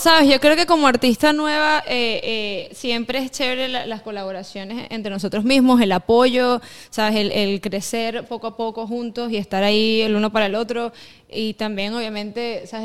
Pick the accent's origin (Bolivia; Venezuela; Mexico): Venezuela; also born or lived in eastern Venezuela (birthplace) / Caracas; now in United States; yo soy eh, de Venezuela criollita